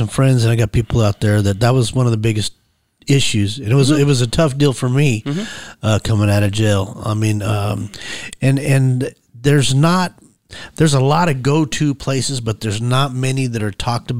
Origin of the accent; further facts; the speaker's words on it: Colorado, United States; I'm from Colorado.